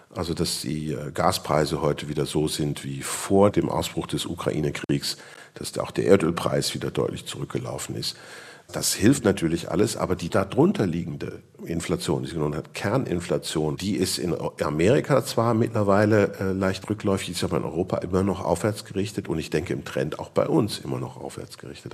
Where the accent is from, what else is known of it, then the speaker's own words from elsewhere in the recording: Switzerland; bei uns in der Schweiz